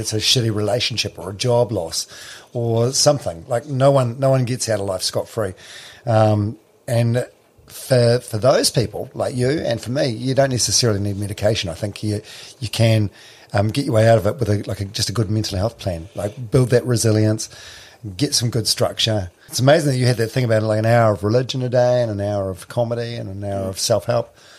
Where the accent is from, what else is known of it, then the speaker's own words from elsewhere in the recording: New Zealand; I'm from I'm from Palmerston which is landlocked like Hamilton.